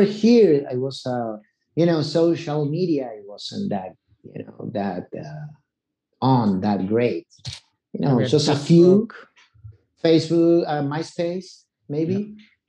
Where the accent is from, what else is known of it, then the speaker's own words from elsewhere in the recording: Buenos Aires, Argentina; English is a second language; moved away as an adult; also born or lived in New York City; I left Argentina